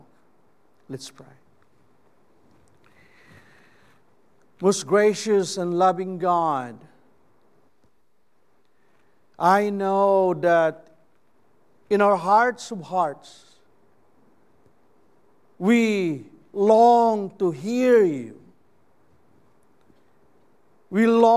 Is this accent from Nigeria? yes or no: no; Philippines; first language Cebuano; English is a second language; I am a Filipino